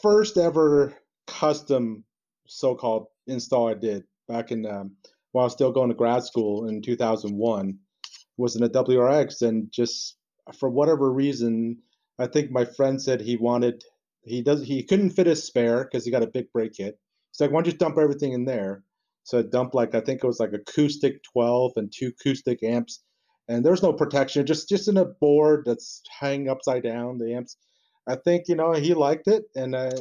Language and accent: English; New Jersey, United States; also born or lived in East Coast; now in San Jose, United States; I'm from, you know, New Jersey